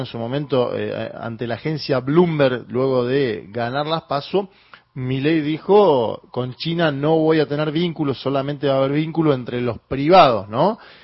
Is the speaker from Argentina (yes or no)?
yes; Argentina; nuestro país